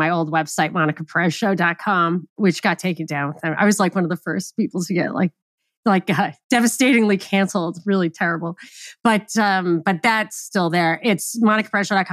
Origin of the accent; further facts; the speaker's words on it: New York, United States; I'm from New York